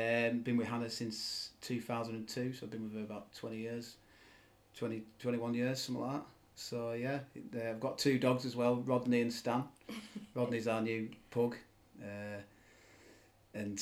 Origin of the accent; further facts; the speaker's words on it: Silverdale, North West England, United Kingdom; also born or lived in Morecambe; had a really good childhood in Silverdale, growing up in Silverdale